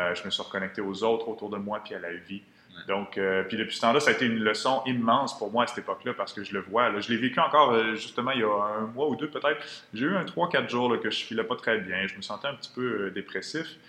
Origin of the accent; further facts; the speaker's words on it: Quebec City, Quebec, Canada; moved away; je viens de Québec à l'origine.